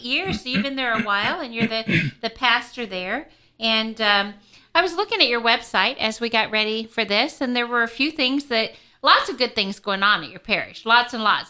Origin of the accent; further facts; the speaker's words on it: Kansas City, United States; moved away; I come from Kansas City, so I'm not part of the diocese